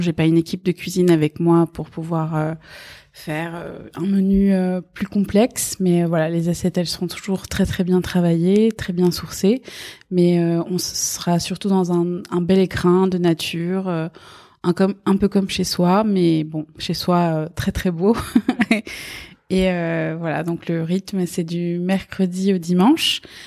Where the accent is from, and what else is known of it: Paris, Île-de-France, France; born or raised there; first language Persian; French is a second language; also born or lived in Iran